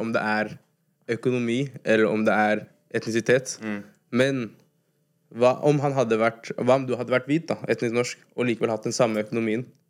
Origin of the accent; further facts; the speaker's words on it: Oslo, Norway; jeg vokste opp i Groruddalen.